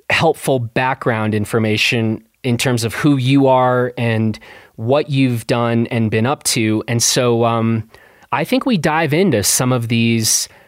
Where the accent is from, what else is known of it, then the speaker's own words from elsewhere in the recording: Wellington, New Zealand; moved away as an adult; also born or lived in Australia / Vancouver, Canada; now in London, United Kingdom; growing up in New Zealand